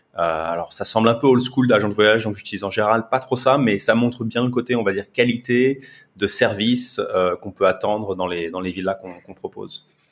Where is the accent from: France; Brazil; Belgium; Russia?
France; moved away as an adult; now in Singapore; je suis français